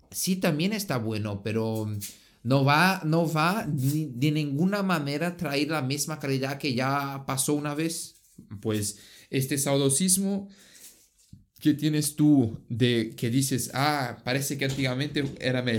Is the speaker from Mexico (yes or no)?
yes; Pachuca, Hidalgo, Mexico; yo soy de, de México, de Pachuca y eso es mi idea.